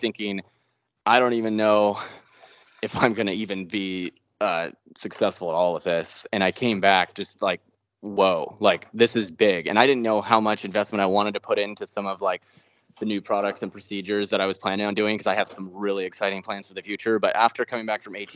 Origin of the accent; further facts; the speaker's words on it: Cottage Grove, Oregon, United States; I grew up in Cottage Grove, Oregon, like way out in the country.